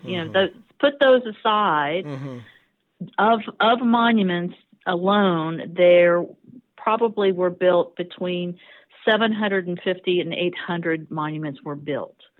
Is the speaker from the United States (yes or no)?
yes; the South, United States; I grew up in the region.